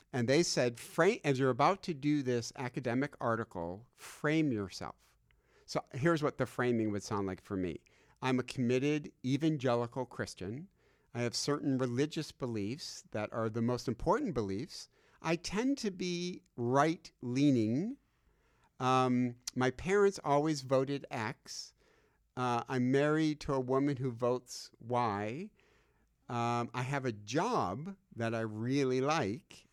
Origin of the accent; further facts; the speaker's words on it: Michigan, United States; I'm from Michigan